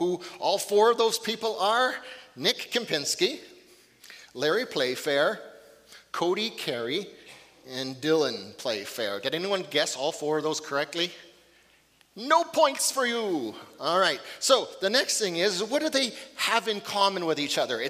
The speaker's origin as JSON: {"language": "English", "town": "Fort St. James", "region": "British Columbia", "country": "Canada", "tie": "born or raised there", "moved": "yes", "said": "I think I left a little piece of my heart on top of Mount Pope, my hometown"}